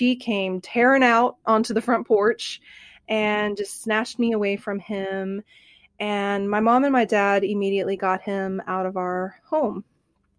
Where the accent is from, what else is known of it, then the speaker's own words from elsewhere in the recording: Bartlesville, Oklahoma, United States; I grew up in Bartlesville, Oklahoma.